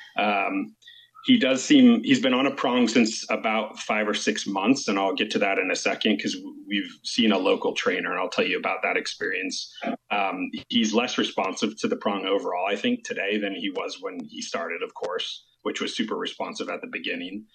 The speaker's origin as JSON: {"language": "English", "region": "California", "country": "United States", "said": "We're actually from California"}